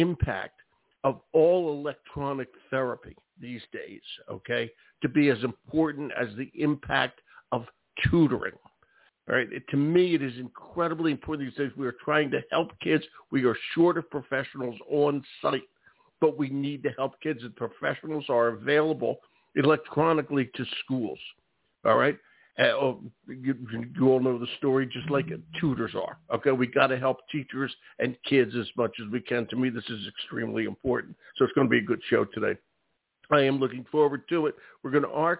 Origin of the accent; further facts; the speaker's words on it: Philadelphia, Pennsylvania, United States; now in Maine, United States; I grew up in Philadelphia